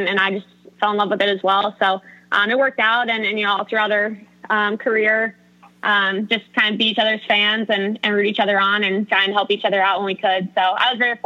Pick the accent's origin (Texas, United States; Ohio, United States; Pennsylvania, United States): Pennsylvania, United States; Philadelphia; born or raised there; moved away; also born or lived in Pittsburgh, Pennsylvania / North Carolina